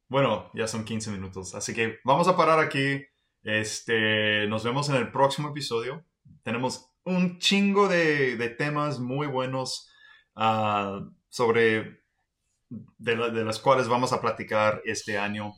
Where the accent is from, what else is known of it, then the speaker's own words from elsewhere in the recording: Texas, United States; yo crecí en Texas, crecí alrededor de armas